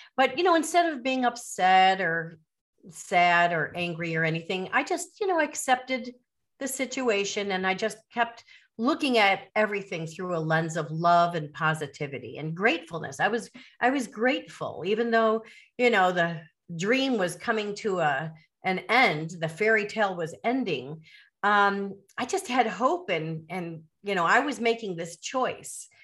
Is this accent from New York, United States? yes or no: no; Chicago suburbs, Illinois, United States; moved away as an adult; now in Caribbean; I'm from the Chicago suburbs